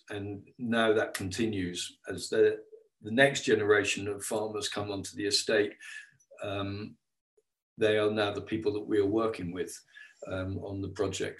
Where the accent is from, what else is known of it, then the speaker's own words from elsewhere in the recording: England, United Kingdom; we came from England, arriving into a Mid Wales valley